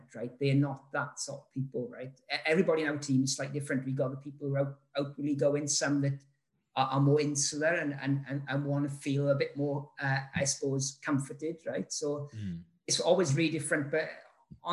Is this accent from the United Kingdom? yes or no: yes; Rhondda Valley, Wales, United Kingdom; also born or lived in London; I'm from the Rhondda Valley. I loved it, but it's like, it's supposed to be the most deprived place in the UK and whatever, right? But I still live here